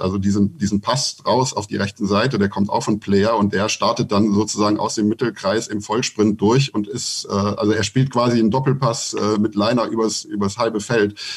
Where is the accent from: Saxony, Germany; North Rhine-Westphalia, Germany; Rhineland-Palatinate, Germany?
North Rhine-Westphalia, Germany; Mönchengladbach; moved away as an adult; now in Berlin, Germany; Bin aber gebürtiger Gladbacher